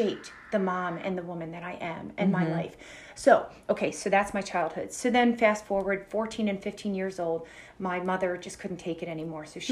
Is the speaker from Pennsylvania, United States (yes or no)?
yes; Philadelphia, Pennsylvania, United States; I grew up in Philadelphia.